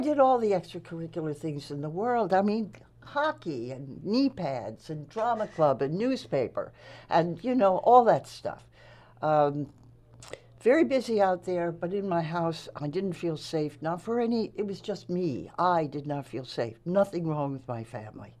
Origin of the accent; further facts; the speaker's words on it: Nassau County, Long Island, New York, United States; moved away as an adult; also born or lived in Massachusetts; I graduated high school there